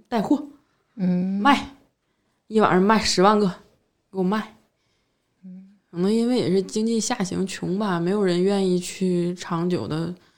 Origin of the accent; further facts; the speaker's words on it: Shenyang, Liaoning, China; now in Beijing, China; 我从我们沈阳出来的人